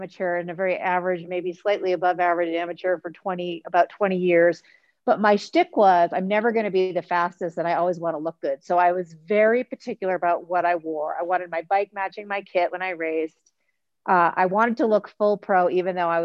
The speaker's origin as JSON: {"language": "English", "town": "Boston", "region": "Massachusetts", "country": "United States", "moved": "yes", "lives_now": "California, United States", "said": "I'm from Boston. I lived in California. I've been living in California."}